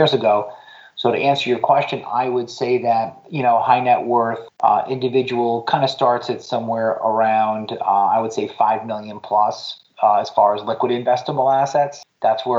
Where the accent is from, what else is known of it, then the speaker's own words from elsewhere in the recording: Patchogue, New York, United States; my hometown of Patchogue on Long Island, New York